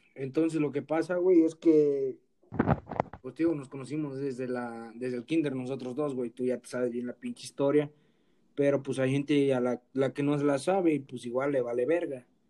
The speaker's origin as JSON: {"language": "Spanish", "region": "Guerrero", "country": "Mexico", "said": "soy de Guerrero"}